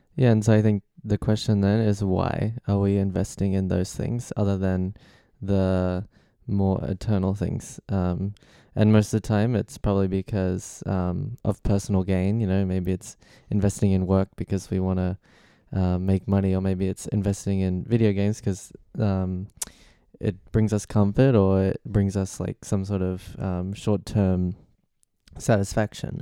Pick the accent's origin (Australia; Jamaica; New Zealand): Australia; now in London, United Kingdom; I'm twenty-one and I'm from Australia.